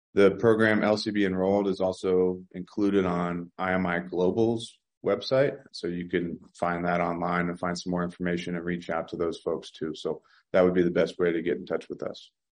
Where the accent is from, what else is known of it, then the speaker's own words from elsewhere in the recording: Virginia, United States; I grew up in Virginia